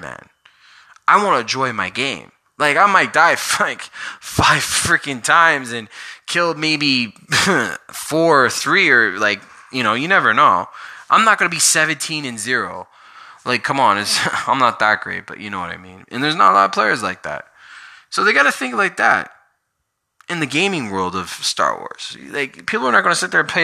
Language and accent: English; Canada; I'm from Canada.